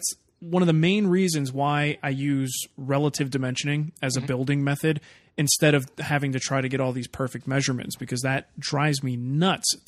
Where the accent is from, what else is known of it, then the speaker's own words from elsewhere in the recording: New Jersey, United States; two Jersey guys